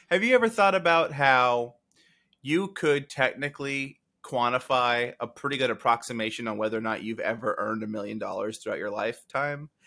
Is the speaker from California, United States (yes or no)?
yes; California, United States; My dad is Mexican, and I'm from California.